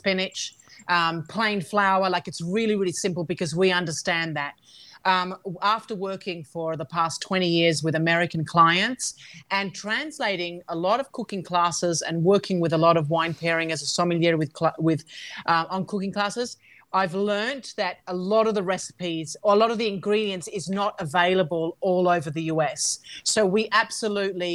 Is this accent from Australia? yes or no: yes; Australia; also born or lived in Calabria; now in Italy; I'm an Australian Calabrian family